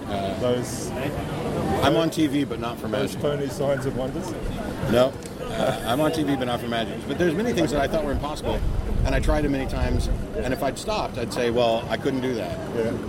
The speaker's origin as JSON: {"language": "English", "town": "Austin", "region": "Texas", "country": "United States", "said": "I'm from Austin."}